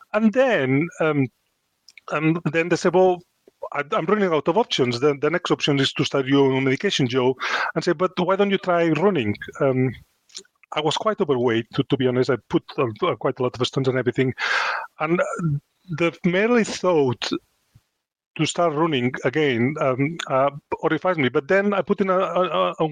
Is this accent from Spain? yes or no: yes; Spain; English is a second language; moved away as an adult; now in Chesterfield, United Kingdom; I come from Spain, it's quite a macho culture